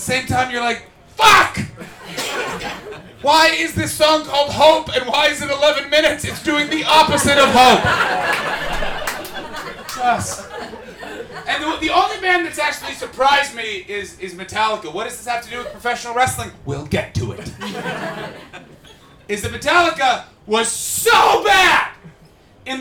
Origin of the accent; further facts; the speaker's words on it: Canada; moved away; I come from Canada